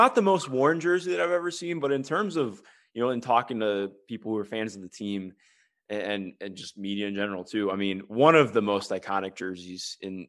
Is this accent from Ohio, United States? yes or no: yes; Cleveland, Ohio, United States; because I grew up in Cleveland.